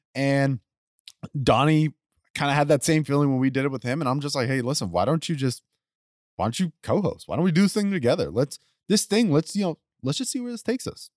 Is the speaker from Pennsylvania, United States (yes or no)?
no; Spring, Texas, United States; also born or lived in West University Place, Texas; I grew up in Spring, Texas